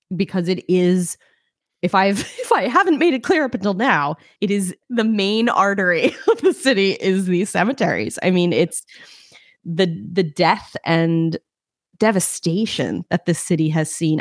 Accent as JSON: {"language": "English", "region": "New York", "country": "United States", "said": "as a New Yorker"}